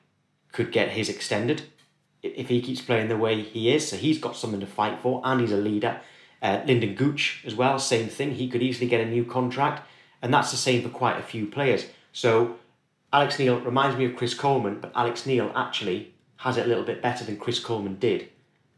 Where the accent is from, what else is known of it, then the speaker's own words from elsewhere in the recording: the Northeast, North East England, United Kingdom; We're from the Northeast. We're all straight talking